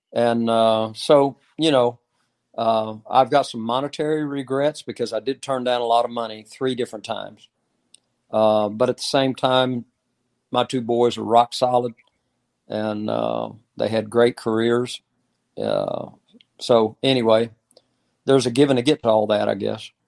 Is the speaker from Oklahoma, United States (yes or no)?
yes; Oklahoma, United States; I grew up in Oklahoma